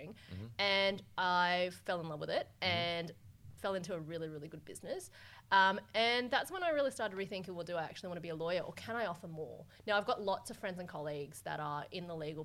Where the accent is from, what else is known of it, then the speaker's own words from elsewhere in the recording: Australia; also born or lived in Hong Kong; I was born in Hong Kong and I came over here when I was quite young, did most of my schooling over here.